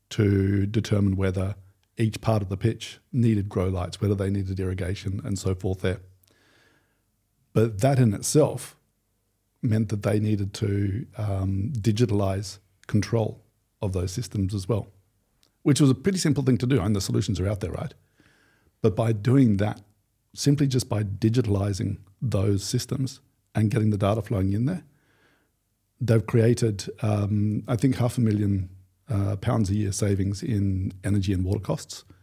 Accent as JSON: {"language": "English", "country": "Australia", "said": "okay, I'm from Australia. Football, I'm sorry, it's not really a big thing for us."}